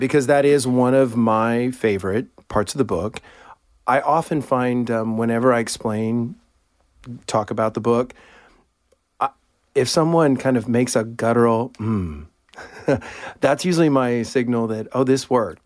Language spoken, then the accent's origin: English; Houston, Texas, United States; I, um, grew up in Clear Lake, Texas, which is part of Houston